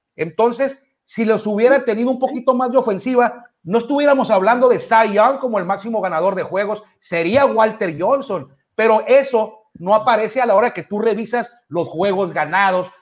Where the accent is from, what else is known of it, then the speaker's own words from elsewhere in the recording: Mexico; somos mexicanos